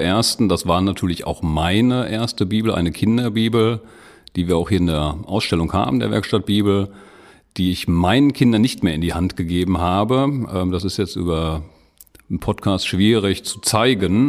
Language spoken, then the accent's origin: German; Lüdenscheid, North Rhine-Westphalia, Germany; moved away as an adult; also born or lived in Wuppertal / Bochum; now in Dortmund, Germany; stamme aus äh, gebürtig aus Lüdenscheid